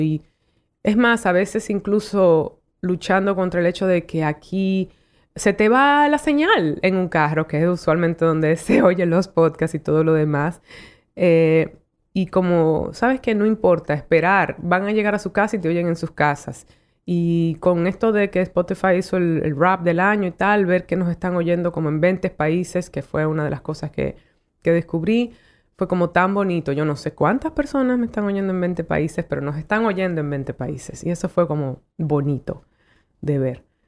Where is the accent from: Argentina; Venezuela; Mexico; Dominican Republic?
Dominican Republic; moved away as an adult; also born or lived in New York, United States; yo como mujer dominicana